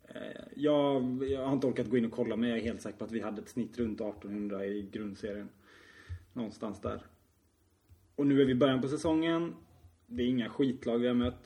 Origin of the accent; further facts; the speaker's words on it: Tingsryd, Kronoberg County, Sweden; vi kommer från Tingsryd